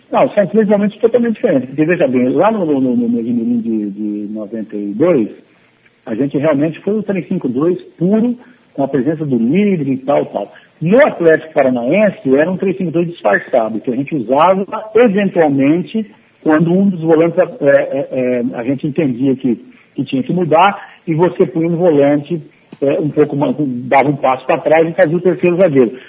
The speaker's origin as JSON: {"language": "Portuguese", "town": "Monte Azul Paulista", "region": "São Paulo", "country": "Brazil", "also_born_or_lived": "Mogi Mirim", "moved": "as an adult", "said": "a minha família estava em, em Monte Azul, na minha terra"}